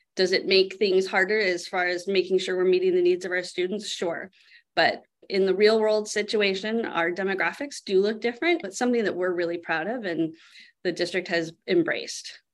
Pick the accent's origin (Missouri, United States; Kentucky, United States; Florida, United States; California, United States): California, United States; Sebastopol; I grew up here in Sebastopol.